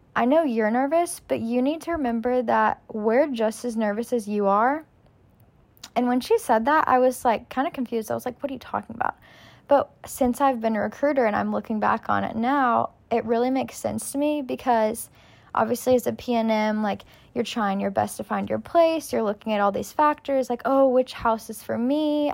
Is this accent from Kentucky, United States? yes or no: yes; Lexington, Kentucky, United States; I'm originally from Lexington, Kentucky, so U K is home for me.